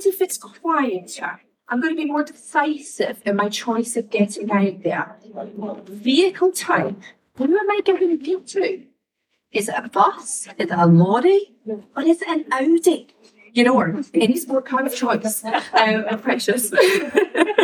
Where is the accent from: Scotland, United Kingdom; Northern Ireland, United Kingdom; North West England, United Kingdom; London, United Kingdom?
Scotland, United Kingdom; I'm the Scottish girl.